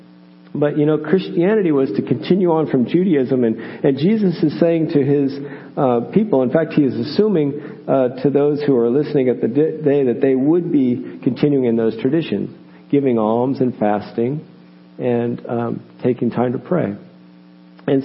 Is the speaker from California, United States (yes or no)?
yes; Oakland, California, United States; I grew up in Oakland.